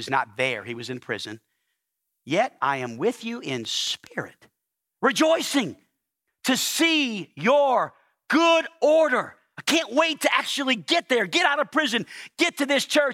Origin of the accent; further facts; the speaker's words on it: New Orleans, Louisiana, United States; now in Arkansas, United States; I'm from New Orleans, Louisiana